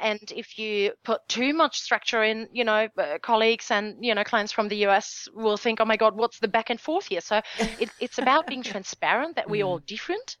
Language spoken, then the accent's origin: English; Germany; my home country, Germany.